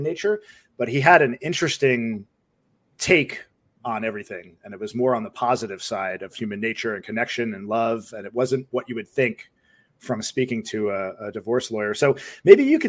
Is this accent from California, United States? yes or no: no; Rockland County, New York, United States; moved away; from Rockland County originally